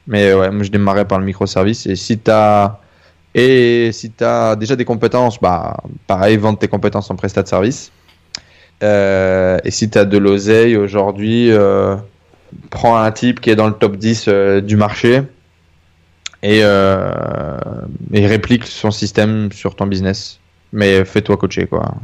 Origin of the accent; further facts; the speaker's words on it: Denain, Hauts-de-France, France; Je viens du nord de la France. Euh, je suis né à côté de, de je, suis né, à Denain, dans une ville qui est plutôt assez pauvre.